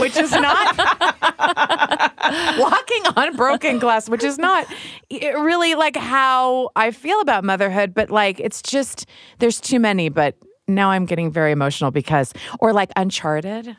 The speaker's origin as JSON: {"language": "English", "region": "Midwest", "country": "United States", "tie": "born or raised there", "said": "I grew up in the Midwest"}